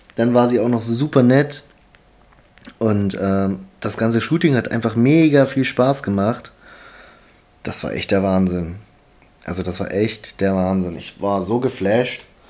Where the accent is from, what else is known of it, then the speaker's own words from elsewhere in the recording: Halle, Saxony-Anhalt, Germany; ich komme aus Halle